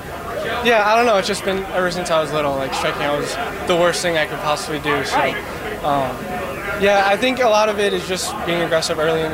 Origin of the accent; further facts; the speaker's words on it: Watchung, New Jersey, United States; I'm from Watchung.